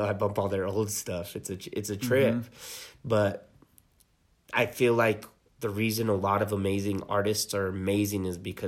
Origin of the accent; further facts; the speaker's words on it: Talpa, New Mexico, United States; I grew up in Talpa, which is just right south of Taos.